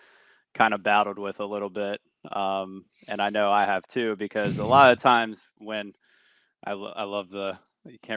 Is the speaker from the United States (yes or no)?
yes; Virginia, United States; now in California, United States; where I grew up in Virginia